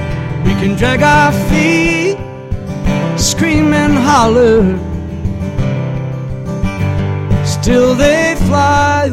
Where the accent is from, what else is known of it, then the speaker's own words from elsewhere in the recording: Wisconsin, United States; I'm mostly Irish descent, but I'm from Wisconsin.